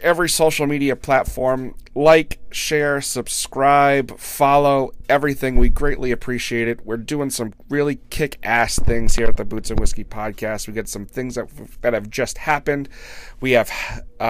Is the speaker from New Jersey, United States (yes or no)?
no; Massachusetts, United States; I am from Massachusetts